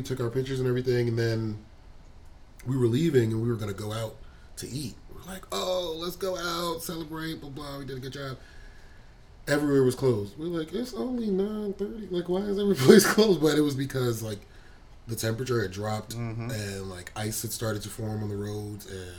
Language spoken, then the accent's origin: English; East Coast, United States; now in Texas, United States; Like especially because we are from the East Coast or lived in the East Coast.